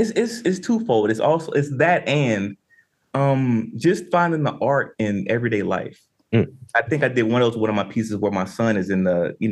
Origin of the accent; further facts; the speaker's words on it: Southern United States, United States; But to the Andre piece, for me growing up in the South